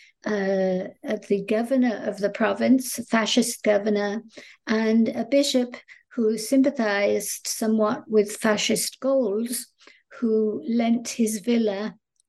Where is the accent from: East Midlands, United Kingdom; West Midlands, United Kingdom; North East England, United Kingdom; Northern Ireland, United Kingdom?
East Midlands, United Kingdom; Northampton; moved away as an adult; also born or lived in Nottingham / London; now in United States; I grew up in England, in a town called Northampton, which is right in the middle of the country